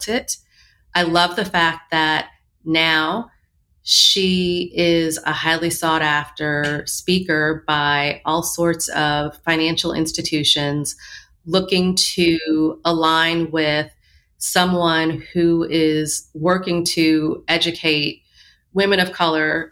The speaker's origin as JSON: {"language": "English", "region": "Michigan", "country": "United States", "tie": "born or raised there", "moved": "yes", "lives_now": "New York, United States", "said": "I grew up in Michigan"}